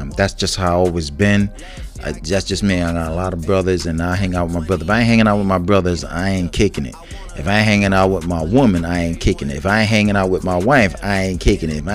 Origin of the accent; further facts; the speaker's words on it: United States; I'm not Puerto Rican. I'm African American.